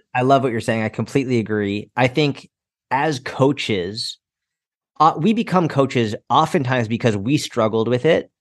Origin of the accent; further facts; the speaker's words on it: outside Boston, Massachusetts, United States; I grew up outside Boston, Massachusetts